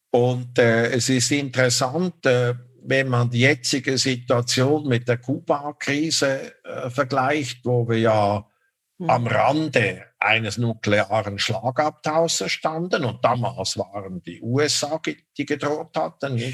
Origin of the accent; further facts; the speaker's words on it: Switzerland; Ich hätte mir das nie erlaubt, äh, als Schweizer Diplomat mich so zu äußern über die Politik des Gaststaates.